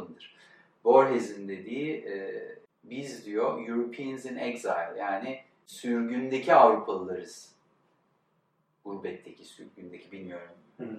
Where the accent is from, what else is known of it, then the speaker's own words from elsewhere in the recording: Istanbul, Turkey; also born or lived in United States; İstanbul'un e, batılılaşma ya da aydınlanmacı ya da rasyonel okullarında okumuş.